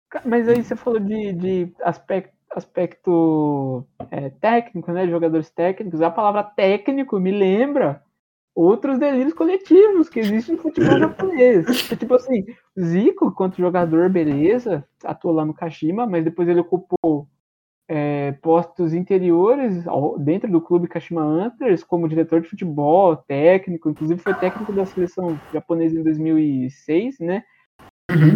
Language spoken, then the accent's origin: Portuguese; Brazil; como brasileiro e torcedor do Palmeiras